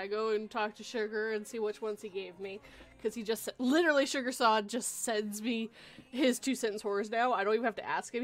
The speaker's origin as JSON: {"language": "English", "country": "Canada", "said": "I'm Canadian"}